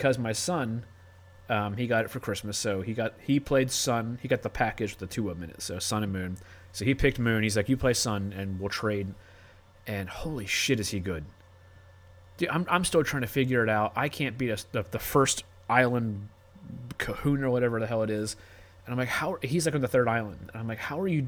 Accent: Maryland, United States; moved away; I'm from Maryland

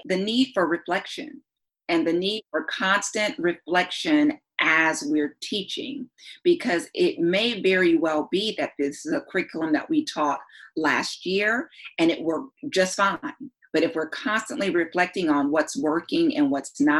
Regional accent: North Carolina, United States; I come from North Carolina

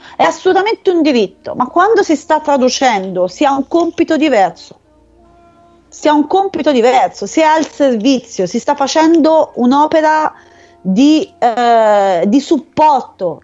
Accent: Arezzo, Tuscany, Italy; Io sono di Arezzo

